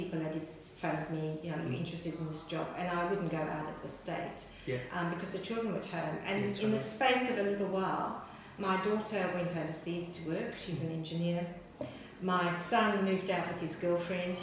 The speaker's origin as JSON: {"language": "English", "country": "Zambia", "tie": "born or raised there", "also_born_or_lived": "Ireland", "moved": "yes", "lives_now": "Australia", "said": "So I was born in Zambia. I'm the child, the eldest child of four of Irish migrants."}